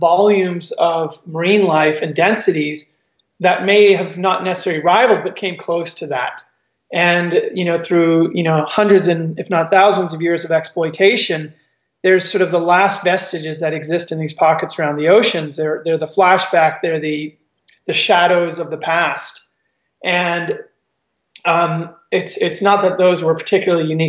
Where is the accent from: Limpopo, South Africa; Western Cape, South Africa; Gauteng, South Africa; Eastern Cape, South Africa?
Eastern Cape, South Africa; growing up in South Africa, right on the wild coast